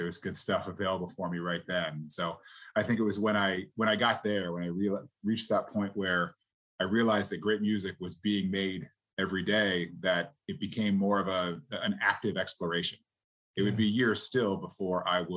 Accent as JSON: {"language": "English", "town": "Queensbury", "region": "New York", "country": "United States", "tie": "born or raised there", "said": "Grew up in upstate New York, Queensbury, New York, kind of in the Lake George and Saratoga area."}